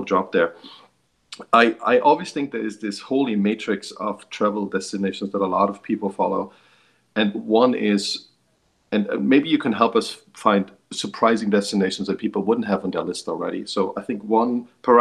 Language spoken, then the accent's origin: English; Germany; I grew up in Germany